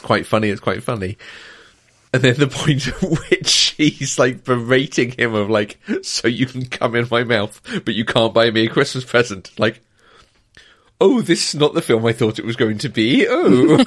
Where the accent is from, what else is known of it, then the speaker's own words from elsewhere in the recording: United Kingdom; I'm also British